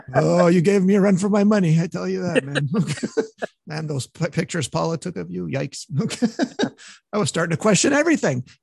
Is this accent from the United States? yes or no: no; Montreal, Quebec, Canada; from Montreal, my hometown